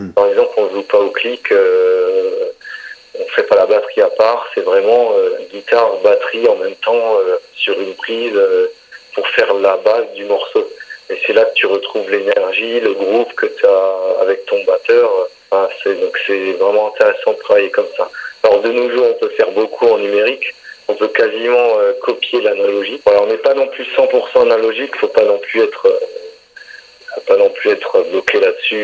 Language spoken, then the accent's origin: French; Alsace, Grand Est, France; on vient d'Alsace, quand je me balade chez nous, j'habite en campagne